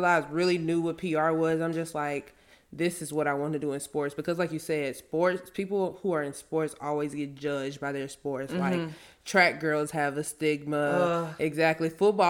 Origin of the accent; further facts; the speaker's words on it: Louisiana, United States; also born or lived in Frisco / Houston; I came from Louisiana to Frisco, to Houston, back to Frisco, and living in all those different areas and coming in contact with so many different people.